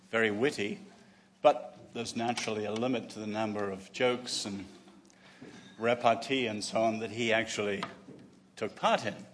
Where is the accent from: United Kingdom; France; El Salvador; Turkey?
United Kingdom; England; also born or lived in China; as an Englishman